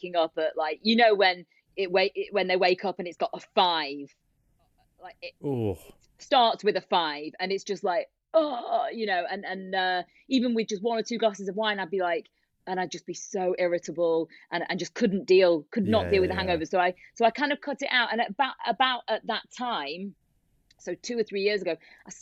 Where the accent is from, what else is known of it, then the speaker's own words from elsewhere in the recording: Warrington, North West England, United Kingdom; So I grew up in the Northwest